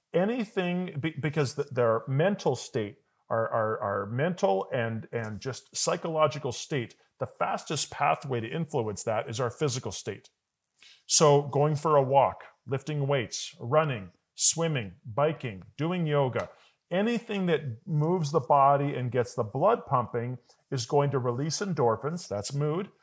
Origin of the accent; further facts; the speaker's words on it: Calgary, Alberta, Canada; moved away; I was born in Calgary. I did move away, and I do go away for work a lot